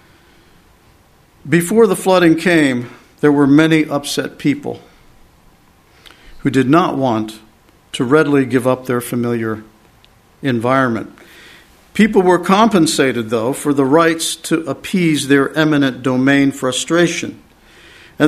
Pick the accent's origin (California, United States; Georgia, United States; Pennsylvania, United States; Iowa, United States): Pennsylvania, United States; where I grew up in Pennsylvania